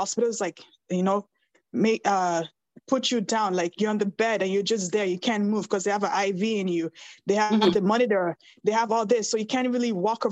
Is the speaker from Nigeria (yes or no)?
yes; Nigeria; moved away; I'm Nigerian